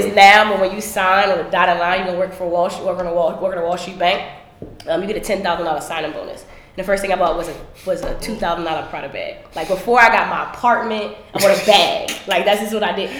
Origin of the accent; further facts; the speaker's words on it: Philadelphia, Pennsylvania, United States; I'm from Philly